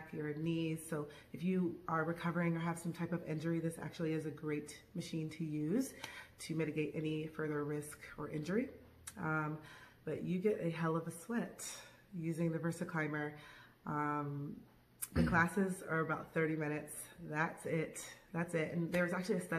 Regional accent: Tampa, Florida, United States; moved away as an adult; now in Los Angeles, United States; I'm originally from Tampa, Florida

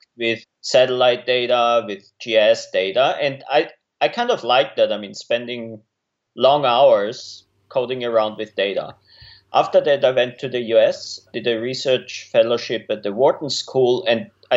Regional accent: Austria; moved away as an adult; also born or lived in Innsbruck, Austria / United States; now in Melbourne, Australia; I'm originally from Austria

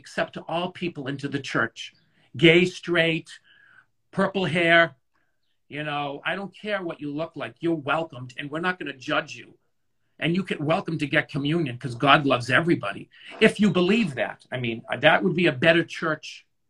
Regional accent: Scotland, United Kingdom; I'm Scottish, so if I was to wear my Scottish skirt in high school, they'd be like, oh, he's wearing a skirt, and be made fun of, but that's my culture.

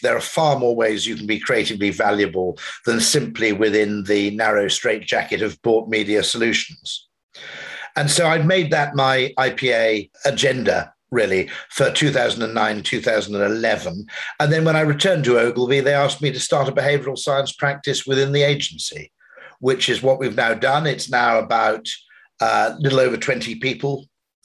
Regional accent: Wales, United Kingdom; grew up in Wales and I'm part Welsh

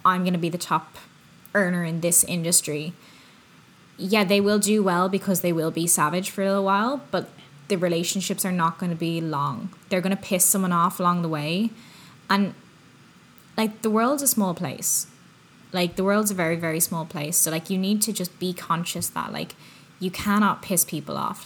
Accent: Ireland; now in North America; I'm from Ireland.

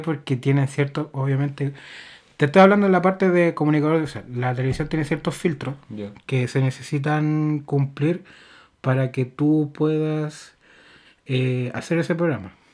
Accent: Chile; uno como chileno

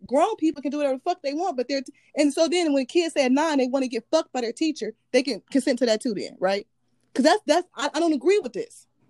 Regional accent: United States; born or raised there

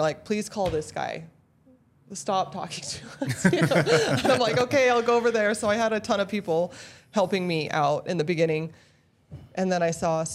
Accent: Utah, United States; also born or lived in Northwest Territories, Canada; I've lived here since I was 8

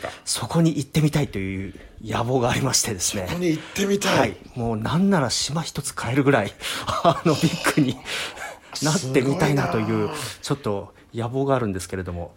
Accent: Koriyama, Fukushima, Japan; 福島県出身

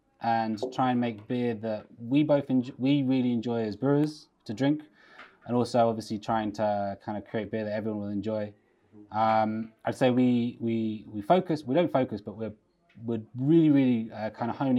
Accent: England, United Kingdom; moved away as an adult; also born or lived in London; now in Fanø, Denmark; I'm English, as you can tell

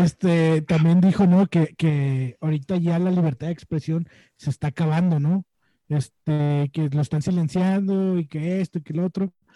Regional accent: Mexico

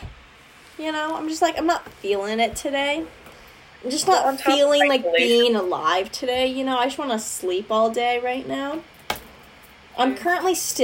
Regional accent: the Northwest, Pacific Northwest, United States; I'm from the Northwest

